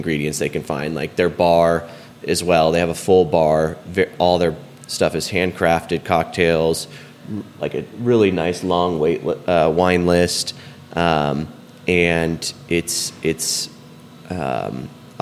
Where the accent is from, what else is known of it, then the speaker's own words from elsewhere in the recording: Northern California, United States; moved away as an adult; also born or lived in San Francisco Bay Area; now in Rogers, Arkansas, United States; I was born and raised in Northern California, sort of the San Francisco Bay Area